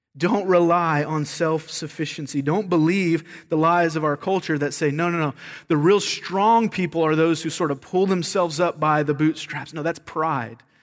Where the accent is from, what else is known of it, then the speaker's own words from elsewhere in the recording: the South, United States; moved away; I'm from the South